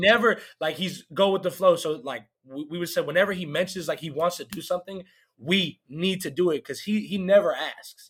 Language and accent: English; Canton, Georgia, United States; now in Nashville, United States; I'm from Canton, Georgia. It's like 30 minutes away from Atlanta